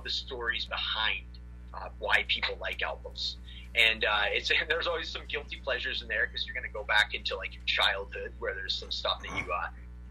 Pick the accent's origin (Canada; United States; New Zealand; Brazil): Canada; Prince George, British Columbia; I'm from Prince George, British Columbia, Canada